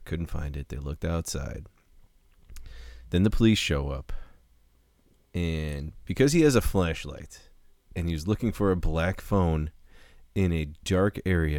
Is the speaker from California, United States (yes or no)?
yes; California, United States; I'm from California.